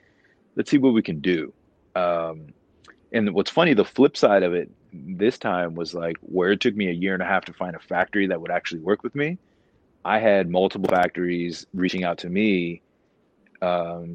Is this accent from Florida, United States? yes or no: yes; Florida, United States; moved away; I grew up in Florida.